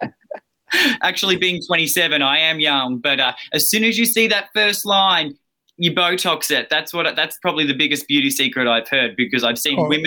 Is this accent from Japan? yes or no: no; Australia; accent: Australian; now in Los Angeles, United States; I'm Australian, yeah. I'm an Aussie down under